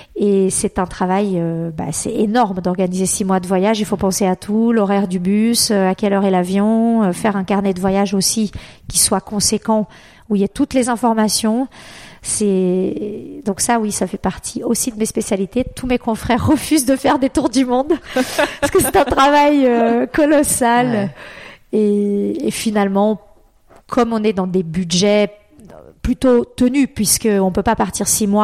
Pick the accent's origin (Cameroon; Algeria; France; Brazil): Brazil; moved away; je suis née au Brésil